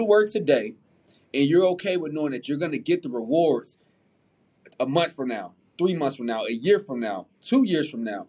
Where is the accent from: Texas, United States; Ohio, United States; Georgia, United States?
Texas, United States; Houston; also born or lived in Missouri City, Texas; I'm a South Side baby. I'm from Mo City in South Park. My daddy lives in South Park. My mom was in Mo City.